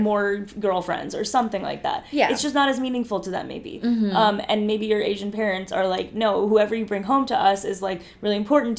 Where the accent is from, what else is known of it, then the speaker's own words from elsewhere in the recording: India; I'm Indian and there's a whole concept of arranged marriages